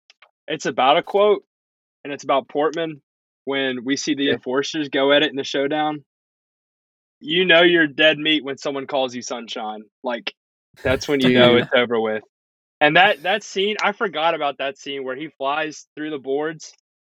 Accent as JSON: {"language": "English", "region": "the South", "country": "United States", "tie": "born or raised there", "said": "because I was born and raised in the South. SEC is in our blood."}